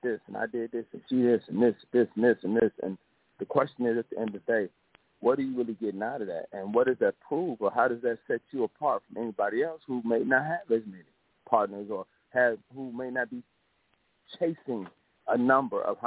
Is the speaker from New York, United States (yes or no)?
no; Chicago, Illinois, United States; I'm from Chicago, do mental health, Northwest Indiana to Chicago, between both states